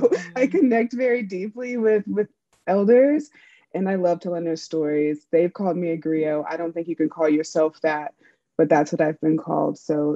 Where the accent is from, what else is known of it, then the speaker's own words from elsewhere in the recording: Raleigh, North Carolina, United States; I come from Raleigh, North Carolina.